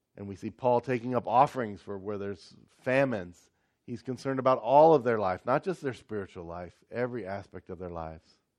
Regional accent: United States; moved away; I'm American

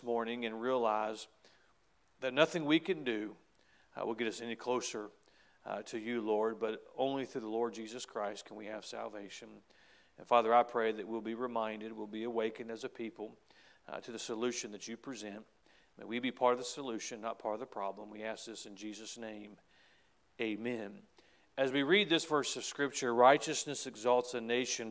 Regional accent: United States; as an American

